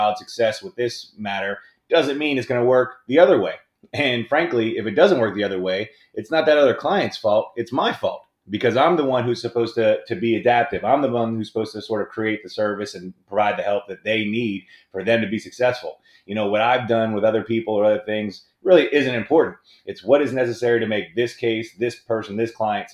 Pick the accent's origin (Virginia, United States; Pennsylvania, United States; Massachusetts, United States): Pennsylvania, United States; Pittsburgh; I'm originally here from Pittsburgh. I grew up where primarily my mother and my aunt were both secretaries at big law firms